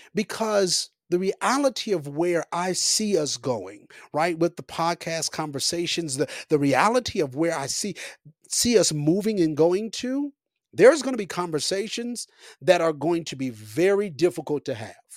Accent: Copperas Cove, Texas, United States; moved away as an adult; now in Colorado, United States; I have been in Copper's Cove, Killeen, Texas, all of my life, small little beautiful town, but all of my life, that is all I know in some sense, like, that, that's all I was raised around

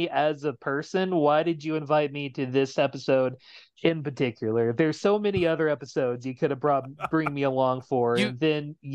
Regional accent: Georgia, United States; I grew up in Georgia

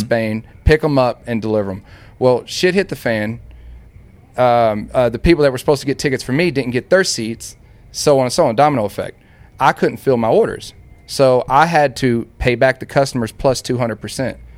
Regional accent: Dallas, Texas, United States; I'm from Dallas

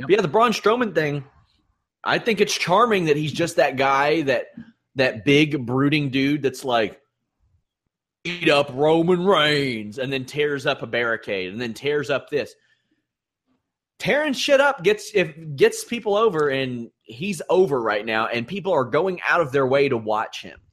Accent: Kentucky, United States; I'm from Kentucky.

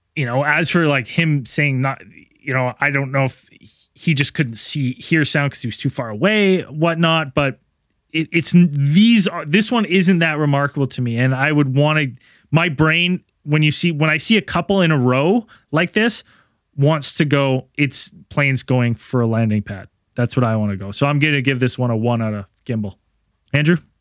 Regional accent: Canada; I'm Canadian

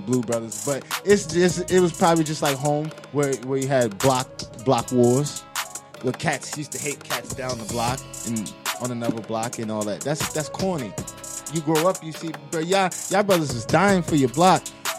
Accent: New York, United States; But I'm neutral. I was from New York.

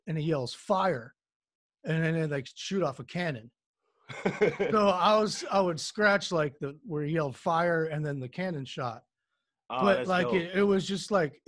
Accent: DMV, DC area, United States; I am from the DMV, is what we call it, the DC area, Northern Virginia, Maryland

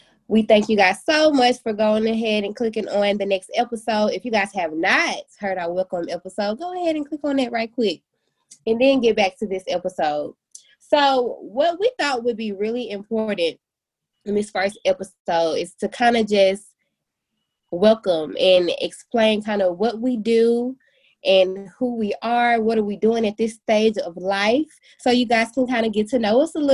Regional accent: Memphis, Tennessee, United States; also born or lived in Murfreesboro, Tennessee; I am from Memphis, Tennessee as well. And I graduated from Southwind High School

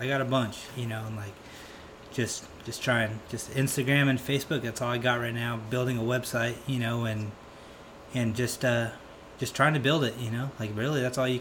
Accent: Piñon Hills, California, United States; I was born in Pinyon Hills, California, which is a super small town in the high desert of Phelan, of Southern California. And, you know, went to high school out there. Basically born and raised out there

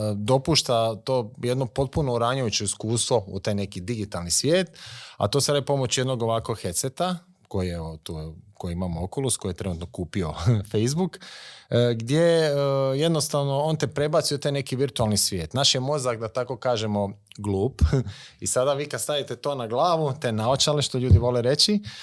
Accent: Vukovar, Vukovar-Srijem County, Croatia; To je moj rodni grad, a Vukovar.

